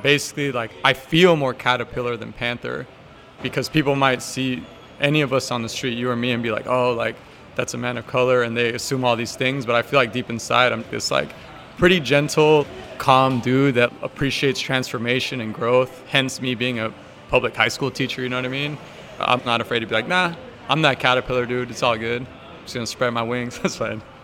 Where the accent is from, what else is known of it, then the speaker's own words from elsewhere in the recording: the Bay Area, California, United States; as a young man of color growing up in the Bay